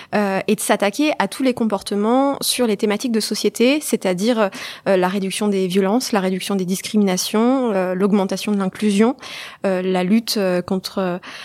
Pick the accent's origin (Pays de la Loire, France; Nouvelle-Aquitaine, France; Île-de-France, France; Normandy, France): Normandy, France; Évreux; also born or lived in Colombes; je suis rapidement arrivée à Évreux, qui est en Normandie, où j'ai grandi